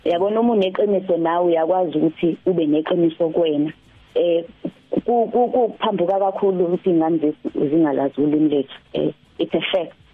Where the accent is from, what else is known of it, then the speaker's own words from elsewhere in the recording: Durban, KwaZulu-Natal, South Africa; mina ngiqhamuka eThekwini